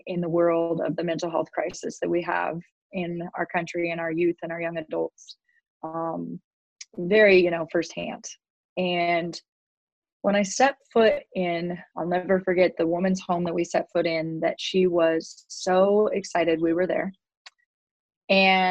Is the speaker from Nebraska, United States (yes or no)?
yes; Kearney, Nebraska, United States; my hometown here in Kearney